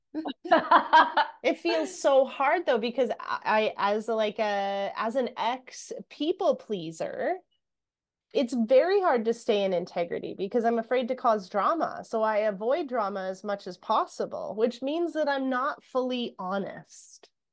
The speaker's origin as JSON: {"language": "English", "country": "Canada", "said": "we're Canadian. So a lot of what we hear is um, that, you know, sorry. And anyone that's not from Canada is going to laugh at the way I say sorry"}